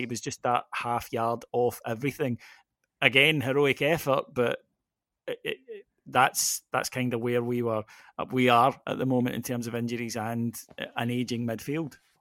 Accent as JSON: {"language": "English", "area": "Ayrshire", "region": "Scotland", "country": "United Kingdom", "said": "I'm from Ayrshire"}